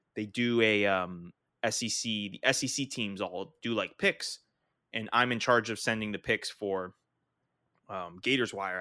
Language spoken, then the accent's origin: English; the South, United States; moved away; also born or lived in New England; growing up in the South